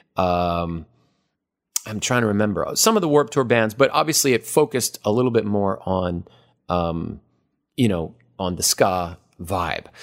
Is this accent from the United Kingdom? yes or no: no; Hawaii, United States; moved away as an adult; also born or lived in Los Angeles; I am from Hawaii.